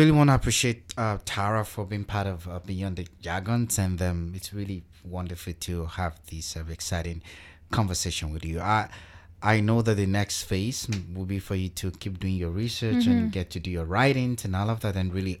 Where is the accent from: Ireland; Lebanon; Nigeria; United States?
Nigeria; now in Canada; No, Nigeria.